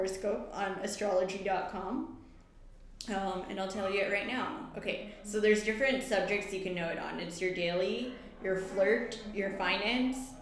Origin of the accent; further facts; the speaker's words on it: India; we are both Indian